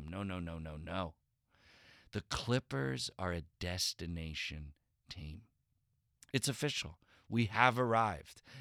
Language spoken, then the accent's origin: English; New Jersey, United States; moved away as an adult; now in Los Angeles, United States; I know because I'm from Jersey. And so North Jersey touches New York and filled with those jerks. And South Jersey touches Philadelphia and those jerks.